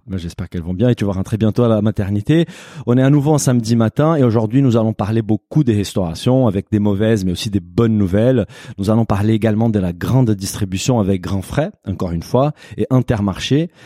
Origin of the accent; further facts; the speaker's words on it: Brazil; French is a second language; now in France; je suis brésilien